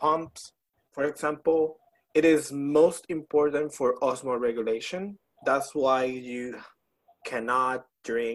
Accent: Puerto Rico; moved away as an adult; now in Baton Rouge, United States; I am from Puerto Rico, but I moved here in 2017

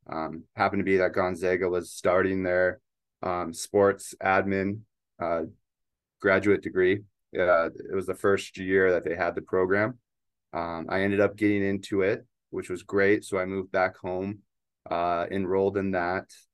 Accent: Spokane, Washington, United States; also born or lived in Eugene, Oregon; I grew up in Spokane, Washington

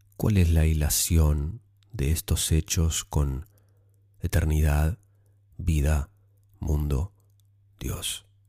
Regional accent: Argentina; moved away as an adult; now in Australia; Soy argentina, tengo 23 años. Hace ocho meses vine a vivir a Australia

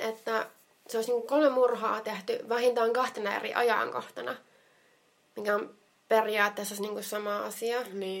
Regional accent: Jyväskylä, Central Finland, Finland; minä olen Jyväskylästä

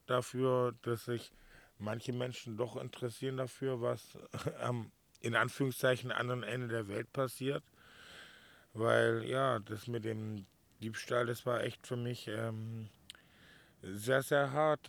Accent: Swabia, Baden-Württemberg, Germany; now in Mallorca, Spain; als Schwabe

